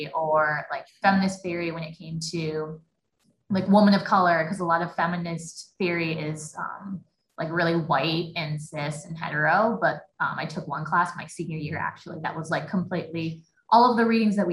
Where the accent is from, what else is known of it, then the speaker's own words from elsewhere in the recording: Eau Claire, Wisconsin, United States; I was born and raised in Eau Claire